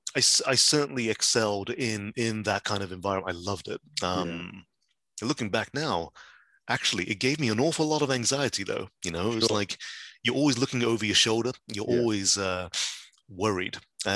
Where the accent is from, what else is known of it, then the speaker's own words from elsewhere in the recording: West Midlands, United Kingdom; I grew up in the West Midlands.